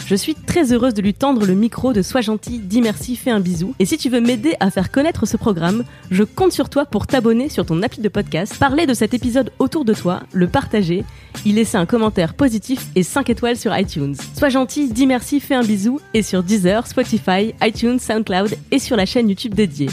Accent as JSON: {"language": "French", "area": "Moselle", "region": "Grand Est", "country": "France", "tie": "born or raised there", "said": "je viens de Moselle"}